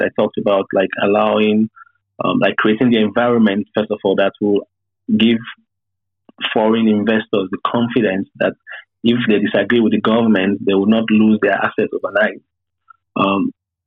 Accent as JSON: {"language": "English", "country": "Nigeria", "said": "as Nigerians"}